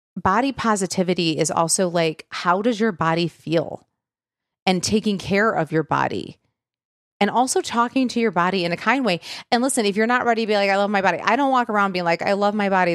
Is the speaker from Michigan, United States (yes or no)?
yes; Michigan, United States; I'm from Michigan